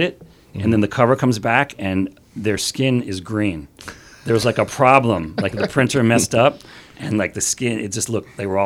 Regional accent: Philadelphia, Pennsylvania, United States; moved away; also born or lived in Boston; I came down to Philly, my hometown

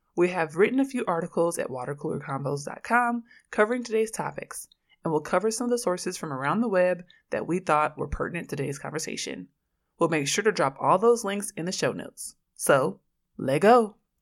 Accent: Oakland, California, United States

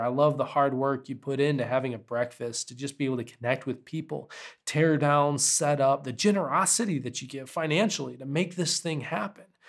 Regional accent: United States; as an American with a sensitive spirit

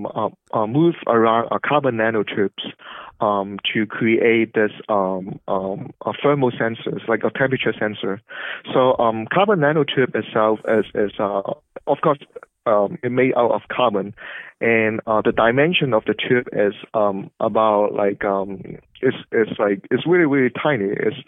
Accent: Hong Kong; moved away as an adult; also born or lived in Los Angeles, United States / Cambridge, Massachusetts, United States; now in United States; I grew up in Hong Kong

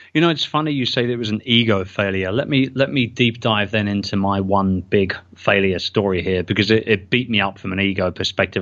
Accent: United Kingdom; I'm British

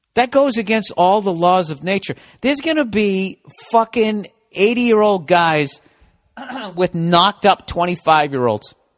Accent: Boston, Massachusetts, United States; accent: Boston; my Boston accent coming back

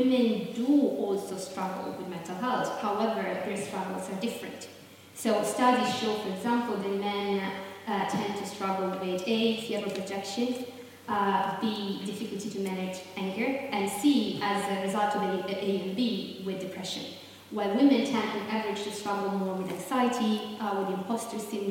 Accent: Southern Italy, Italy; I'm from Southern Italy

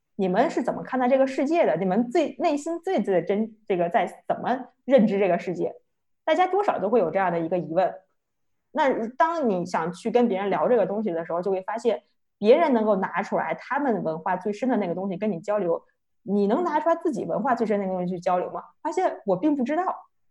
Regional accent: China; 作为一个土生土长二十多年的中国人

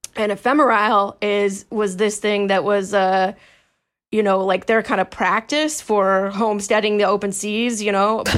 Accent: California, United States; I'm from California

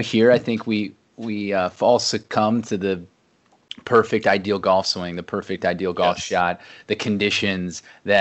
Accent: Ohio, United States; I grew up in Ohio

